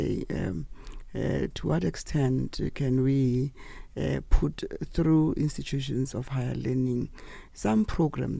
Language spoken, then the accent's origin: English; Potchefstroom, North West, South Africa; I come from the Western Transvaal area of Potchefstroom. That's where I was born and bred.